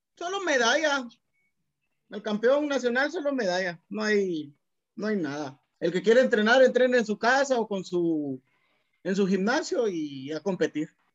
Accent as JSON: {"language": "Spanish", "town": "Cuilapa", "region": "Santa Rosa", "country": "Guatemala", "said": "de Cuilapa, de donde yo soy, de Cuilapa Santa Rosa"}